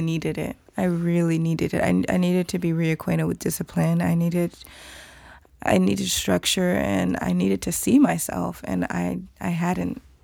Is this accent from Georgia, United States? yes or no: yes; Atlanta, Georgia, United States; I'm Nigerian American, so I'm first generation, but I was born in Atlanta, and so my family growing up were traditional